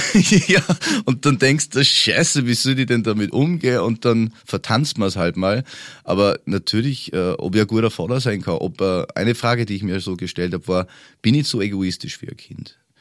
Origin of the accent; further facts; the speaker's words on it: Upper Austria, Austria; moved away as an adult; also born or lived in Bavaria; now in Germany; Ich komme ja ursprünglich aus Österreich, lebe aber jetzt schon seit 13 Jahren in Deutschland, aber in Bayern